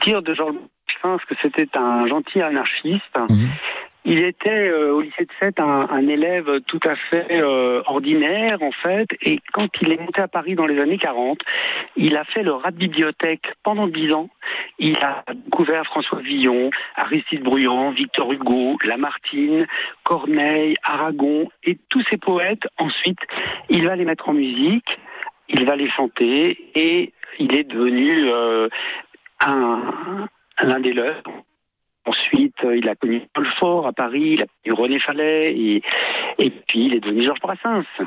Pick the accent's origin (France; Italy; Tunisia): Tunisia; moved away; je suis d'origine méditerranéenne, mm. puisque je suis né en Tunisie.